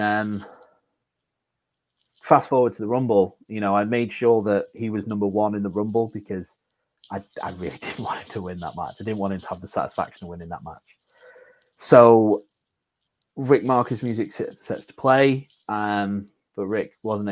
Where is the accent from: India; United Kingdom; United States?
United Kingdom; Morecambe, North West England; moved away as an adult; I didn't live in Morecambe anymore because I'm from Morecambe.